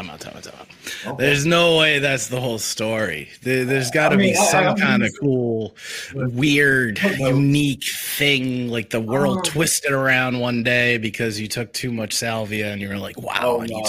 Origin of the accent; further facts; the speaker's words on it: Stoughton, Massachusetts, United States; now in Florida, United States; When I first moved down here from the Northeast, from like just outside of Boston, I grew up in Stoughton. It's a tough town.